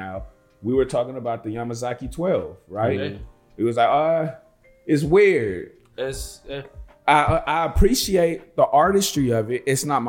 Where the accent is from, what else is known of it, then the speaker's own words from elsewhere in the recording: Los Angeles, California, United States; I've been born and raised in United States, California, Los Angeles.